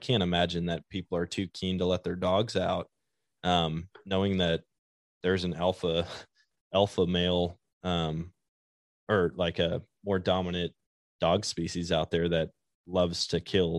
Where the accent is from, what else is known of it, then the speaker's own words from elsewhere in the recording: Wisconsin, United States; growing up in Wisconsin